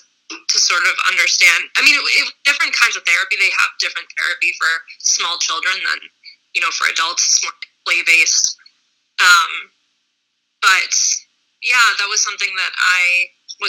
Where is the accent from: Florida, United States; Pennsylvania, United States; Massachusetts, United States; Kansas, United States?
Massachusetts, United States; Boston; I grew up in Boston, so in a metropolitan area